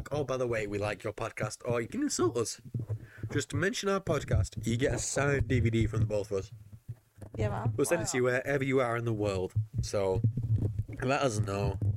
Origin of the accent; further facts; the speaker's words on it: England, United Kingdom; we are English